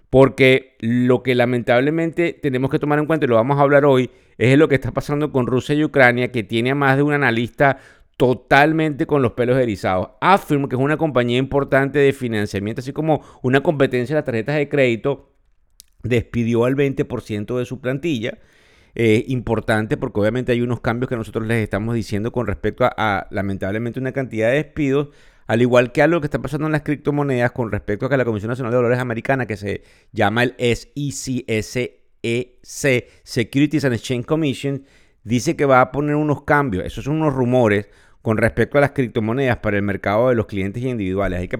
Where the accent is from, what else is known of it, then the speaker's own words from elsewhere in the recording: Venezuela; accent: Venezuelan; Sí, sé que nos escuchan de otras nacionalidades, pero mi acento es venezolano y no lo puedo cambiar. Soy venezolano, además sumamente orgulloso de serlo.